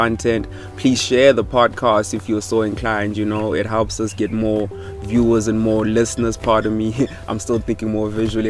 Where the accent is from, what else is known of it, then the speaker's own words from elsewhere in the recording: Limpopo, South Africa; I come from Limpopo.